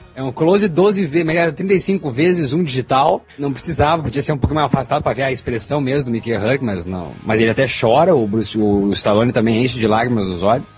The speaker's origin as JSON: {"language": "Portuguese", "country": "Brazil", "said": "Como brasileiro"}